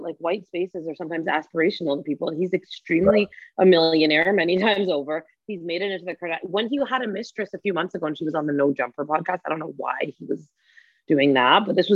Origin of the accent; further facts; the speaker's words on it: Toronto, Ontario, Canada; I'm from Scarborough